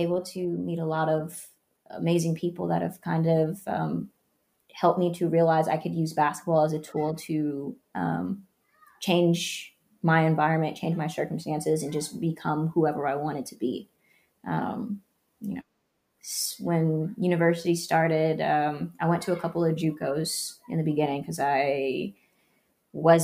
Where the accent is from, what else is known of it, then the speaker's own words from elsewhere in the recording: Oakland, California, United States; also born or lived in Canada; I grew up in California